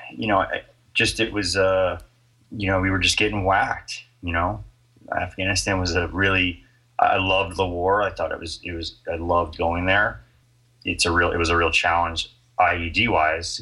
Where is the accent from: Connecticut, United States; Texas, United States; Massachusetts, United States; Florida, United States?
Florida, United States; moved away as an adult; also born or lived in New York City; I was born in Florida. Yeah, and then um, I went to University of Florida.